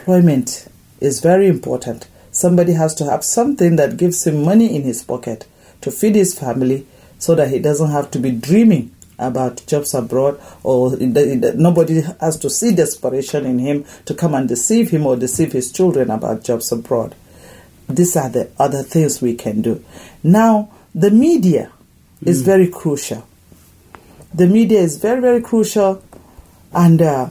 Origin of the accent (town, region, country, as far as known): Nigeria; moved away